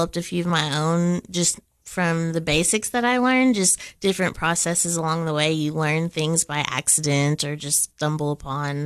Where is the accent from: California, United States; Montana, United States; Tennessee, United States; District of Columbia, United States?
Tennessee, United States; Cookeville; I was born and raised here in Cookeville